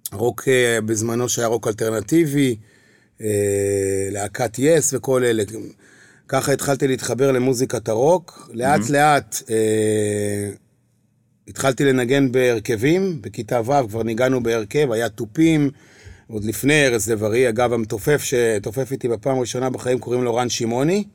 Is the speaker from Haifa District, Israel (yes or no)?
yes; Kiryat Bialik, Haifa District, Israel; moved away as an adult; now in Tel Aviv, Israel; אני נולדתי כן. וגדלתי בקריות, בקריית ביאליק